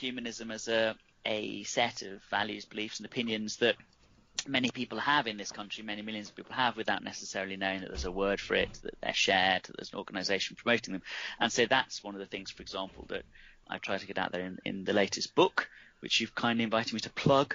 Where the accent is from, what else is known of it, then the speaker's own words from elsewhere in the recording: Nuneaton, West Midlands, United Kingdom; I'm from Nuneaton, which is a small town in the Midlands